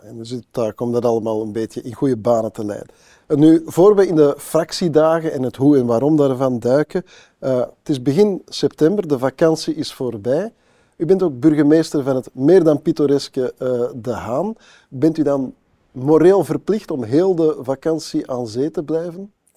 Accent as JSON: {"language": "Dutch", "town": "Antwerp", "region": "Flanders", "country": "Belgium", "tie": "born or raised there", "said": "in mijn geboortestad, dan nog wel Antwerpen"}